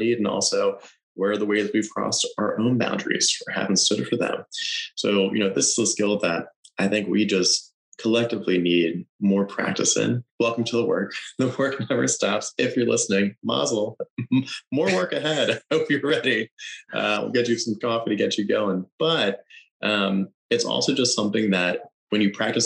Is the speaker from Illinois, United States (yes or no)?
no; Pennsylvania, United States; moved away; I go back to my home state in Pennsylvania